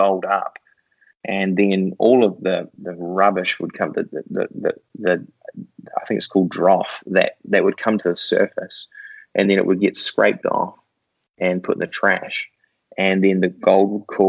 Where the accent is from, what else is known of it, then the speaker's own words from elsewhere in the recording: New Zealand; I grew up in New Zealand, which is where that super strange accent comes from.